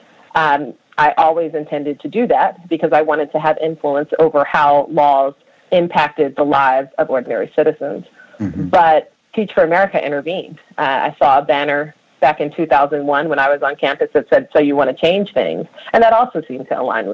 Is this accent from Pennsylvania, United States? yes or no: yes; Philadelphia, Pennsylvania, United States; I grew up in Philadelphia's public schools